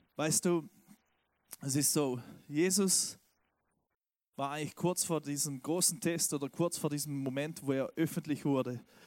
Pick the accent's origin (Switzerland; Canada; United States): Switzerland; now in Stuttgart, Germany; Ich bin ja Schweizer